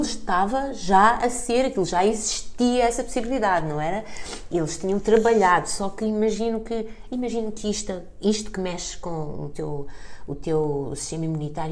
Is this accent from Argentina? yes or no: no; Portugal; eu sou portuguesa